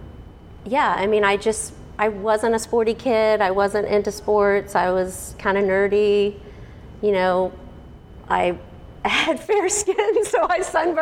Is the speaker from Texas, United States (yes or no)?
yes; Houston, Texas, United States; now in Frisco, United States; I grew up in Houston